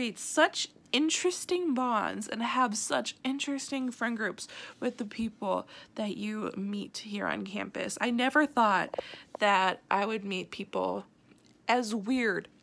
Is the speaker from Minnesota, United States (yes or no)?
yes; St. Paul, Minnesota, United States; moved away as an adult; now in River Falls, United States; I am from St. Paul, Minnesota